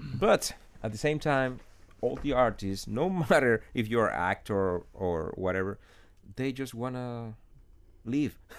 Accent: Holguín, Cuba; English is a second language; moved away as an adult; now in Miami, United States; I remember being a kid in my hometown, uh, Holguin.

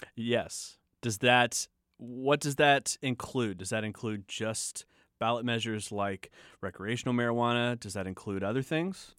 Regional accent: Southern Illinois, United States; moved away; I grew up in Southern Illinois

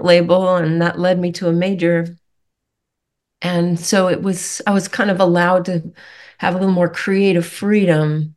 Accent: Rockport, Massachusetts, United States; also born or lived in Connecticut; I grew up at the tip of an island on Cape Ann on the north shore of Massachusetts. I grew up in Rockport.

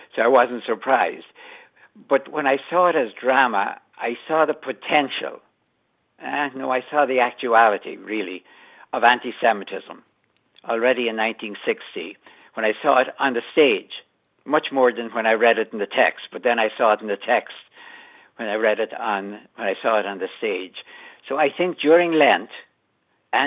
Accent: Ireland; moved away as an adult; now in United States; I grew up with a border in my life when I was growing up in Ireland

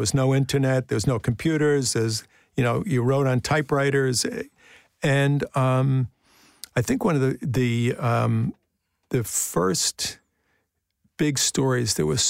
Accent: Brooklyn, New York, United States; born there; I was born in Bay Ridge, 7502 Ridge Boulevard.

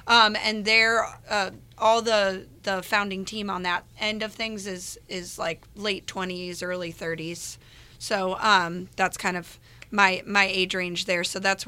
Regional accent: Valparaiso, Indiana, United States; Yeah, so I grew up in Valpo. I went to Wheeler High School, actually.

